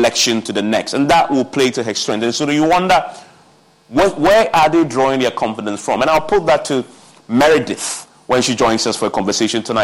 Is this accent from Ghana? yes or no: yes; Accra, Greater Accra, Ghana; my constituency where I grew up in Adabraka